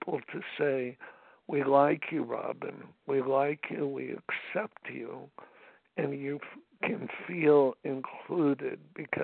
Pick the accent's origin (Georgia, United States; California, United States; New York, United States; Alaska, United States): California, United States; Los Angeles; I'm from Los Angeles and we live close to, you know, Dodger Stadium